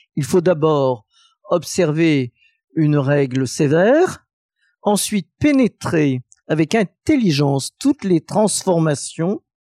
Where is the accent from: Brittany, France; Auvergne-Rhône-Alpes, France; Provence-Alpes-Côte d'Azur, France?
Auvergne-Rhône-Alpes, France; Saint-Étienne; Saint-Étienne ma ville natale